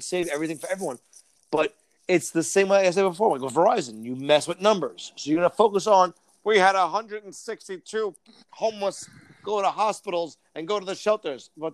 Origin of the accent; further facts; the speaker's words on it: New York City, New York, United States; I'm from Brooklyn.